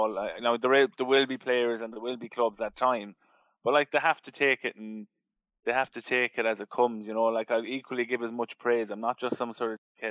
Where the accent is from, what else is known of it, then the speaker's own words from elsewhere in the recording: Mayo, Connacht, Ireland; I was from Mayo